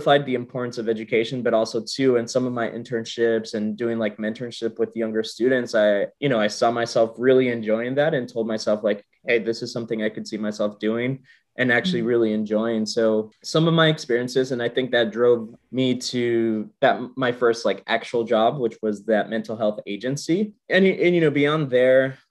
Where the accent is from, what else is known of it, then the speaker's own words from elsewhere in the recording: San Jose, California, United States; I'm originally from San Jose, California.